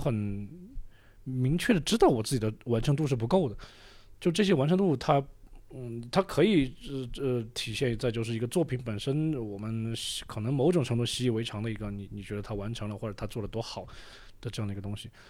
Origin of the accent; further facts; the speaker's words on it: Deyang, Sichuan, China; moved away as an adult; also born or lived in Jiangxi / Beijing / The Hague, Netherlands; 自己作为一个四川人